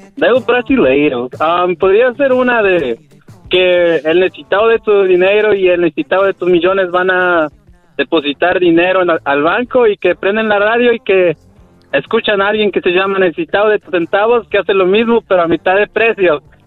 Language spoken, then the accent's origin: Spanish; Puebla, Mexico; moved away; yo soy de Puebla